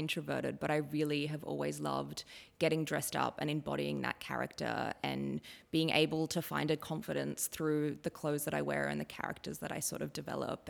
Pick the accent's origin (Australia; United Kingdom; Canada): Australia; Ballina, New South Wales; moved away; I grew up in Ballina, which is really close to Byron Bay